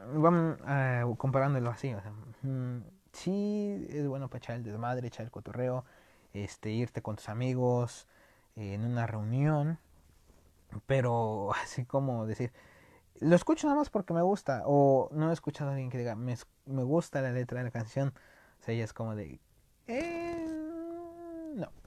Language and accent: Spanish; Mexico